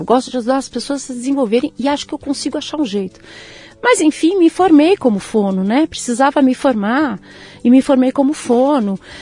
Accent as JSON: {"language": "Portuguese", "region": "São Paulo", "country": "Brazil", "tie": "born or raised there", "said": "Eu nasci aqui, em São Paulo, São Paulo. Beneficência Portuguesa. Eita! Em 68. Hum. É, sou o recheio de um sanduíche. Tenho um irmão mais velho, que também nasceu em São Paulo, e uma irmã mais nova, que também nasceu em São Paulo. E desde então sempre estive em São Paulo"}